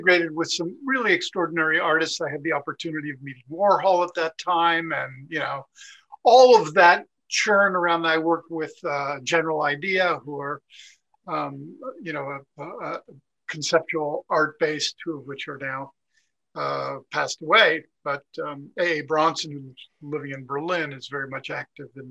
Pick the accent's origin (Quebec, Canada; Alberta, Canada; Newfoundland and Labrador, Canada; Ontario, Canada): Quebec, Canada; Montreal; moved away; also born or lived in Toronto / United States; I was born in Montreal